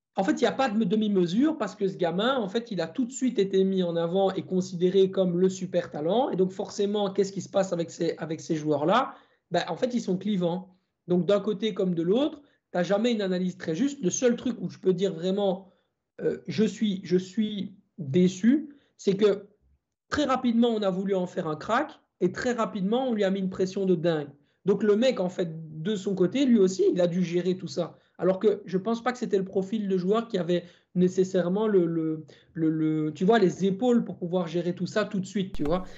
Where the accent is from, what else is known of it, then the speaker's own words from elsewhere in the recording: Belgium; chez nous en Belgique